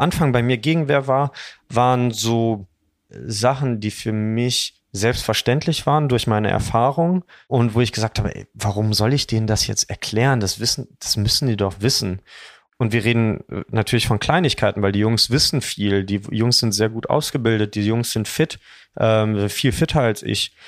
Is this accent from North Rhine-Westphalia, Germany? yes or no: yes; Dormagen, North Rhine-Westphalia, Germany; wir sind alle zusammen aufgewachsen, interessanterweise auch im selben Kaff. Wir kommen alle aus Dormagen